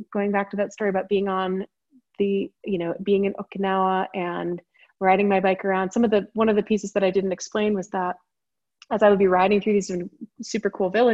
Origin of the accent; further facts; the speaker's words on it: Boulder, Colorado, United States; moved away; also born or lived in California; I was born and raised in Boulder and then moved away for a long time, obviously, and came back from California, in fact